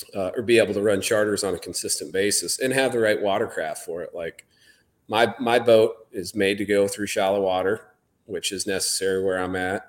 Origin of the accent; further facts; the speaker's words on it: southern Iowa, United States; I grew up in southern Iowa